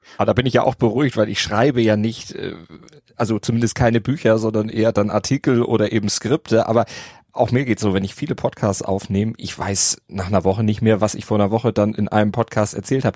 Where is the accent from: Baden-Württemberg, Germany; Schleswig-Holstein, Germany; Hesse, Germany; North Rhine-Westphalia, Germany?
Schleswig-Holstein, Germany; Oldersbüll; also born or lived in Hamburg; aufgewachsen in Nordfriesland, gar nicht weit weg von Pellworm, allerdings ein bisschen übers Wasser rüber in der Nähe von Husum